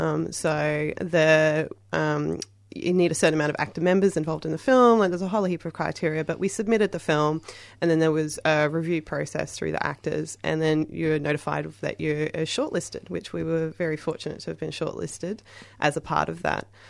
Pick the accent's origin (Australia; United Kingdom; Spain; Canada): Australia; Queensland; moved away; I'm originally from Queensland